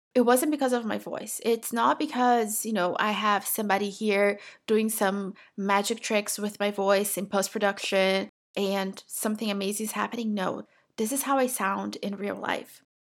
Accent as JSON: {"language": "English", "country": "Brazil", "second_language": "English", "moved": "yes", "lives_now": "United States", "said": "I'm originally from Brazil. I have lived in the United States for twenty-two years at this point"}